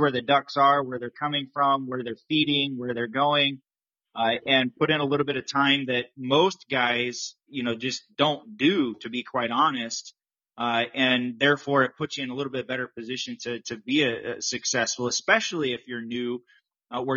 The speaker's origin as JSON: {"language": "English", "region": "Midwest", "country": "United States", "tie": "born or raised there", "said": "I grew up in the Midwest too."}